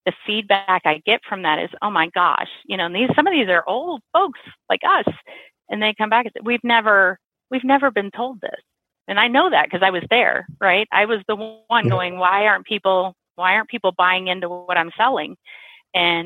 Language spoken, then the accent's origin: English; Missouri, United States; I grew up in Missouri